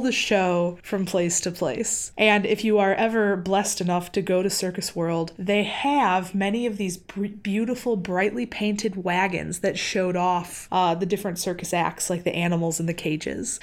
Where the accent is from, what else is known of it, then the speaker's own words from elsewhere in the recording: Wisconsin, United States; I grew up in Wisconsin